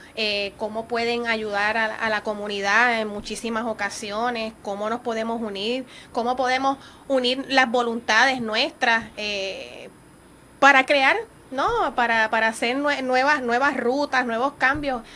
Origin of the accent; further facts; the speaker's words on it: Puerto Rico; nosotros como puertorriqueños